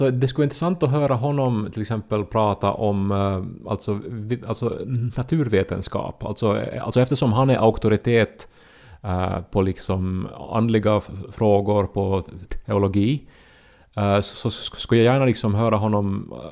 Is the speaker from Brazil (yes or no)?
no; Jakobstad, Ostrobothnia, Finland; Där, där vi är från, typ.